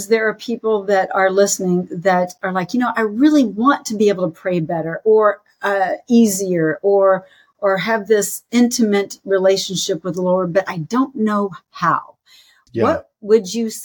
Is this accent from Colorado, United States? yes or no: no; Texas, United States; I grew up in Texas